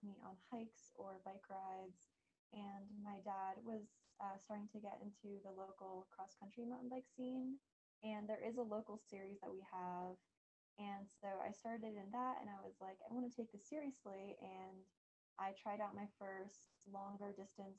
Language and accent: English; New Jersey, United States; moved away as an adult; now in Brevard, United States; I grew up in New Jersey